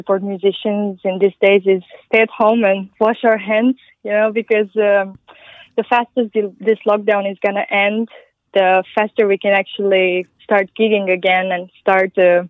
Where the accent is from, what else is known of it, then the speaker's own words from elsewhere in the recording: Transylvania, Romania; English is a second language; now in Denmark; I'm originally from Romania, from Transylvania.